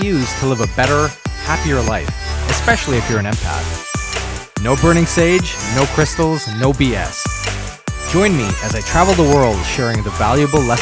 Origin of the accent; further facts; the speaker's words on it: Ottawa, Ontario, Canada; moved away; Ottawa, Ontario, Canada, my hometown, even though I don't live there anymore